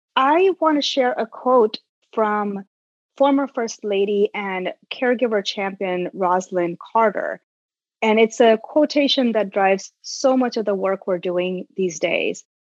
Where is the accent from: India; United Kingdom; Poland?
India; moved away as an adult; now in United States; I grew up in India and moved here over two decades ago to pursue my graduate work.